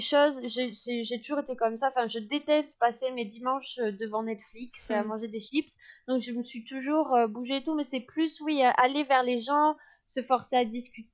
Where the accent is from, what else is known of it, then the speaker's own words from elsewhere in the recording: France; je suis française, je suis de l'Union européenne